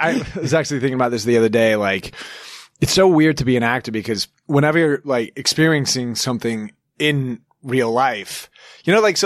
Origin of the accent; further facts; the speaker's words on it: Evergreen, Colorado, United States; I grew up in Evergreen.